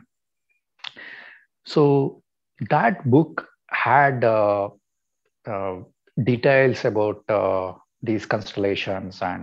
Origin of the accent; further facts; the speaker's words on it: Mysore, Karnataka, India; I was born and brought up in Mysore.